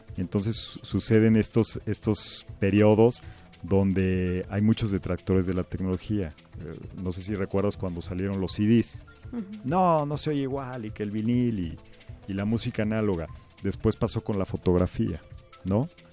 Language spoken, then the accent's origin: Spanish; Mexico; en México ya somos cada vez más los que estamos eh, usando las tecnologías